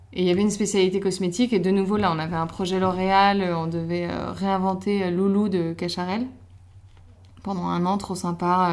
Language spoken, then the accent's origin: French; Paris, Île-de-France, France; je suis belge, en soi je suis née à Paris, mais je suis belge euh, et j'ai toujours vécu à Paris